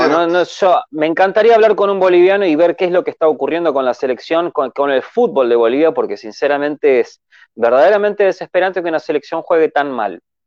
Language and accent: Spanish; Argentina; soy argentino